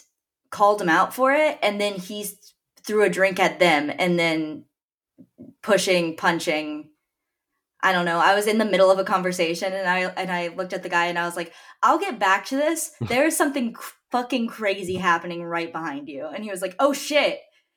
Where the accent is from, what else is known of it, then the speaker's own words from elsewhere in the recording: Dallas, Texas, United States; accent: New Jersey; Yes, I was born in Dallas.